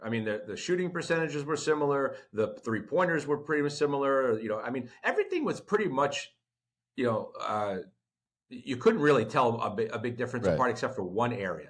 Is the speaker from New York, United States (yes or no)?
yes; New York, United States; when I grew up in New York